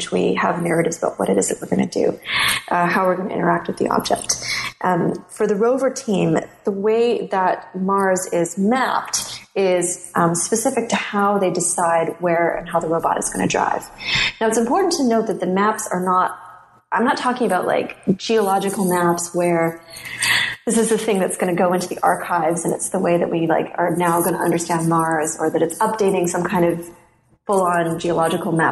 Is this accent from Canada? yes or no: yes; Canada; as a Canadian